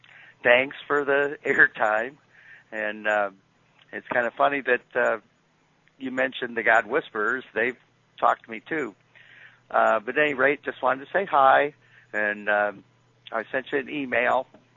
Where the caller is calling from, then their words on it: Antarctica; I'm calling from McMurdo Station, Antarctica.